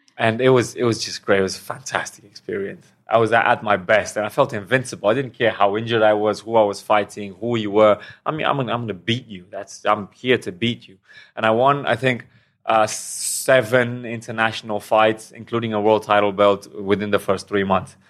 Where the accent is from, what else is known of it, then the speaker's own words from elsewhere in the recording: Romania; moved away as an adult; also born or lived in England / Thailand; now in Hua Hin, Thailand; from Romania originally. Then I moved to England about nine years ago. And then for the past two years, I've been living in Thailand.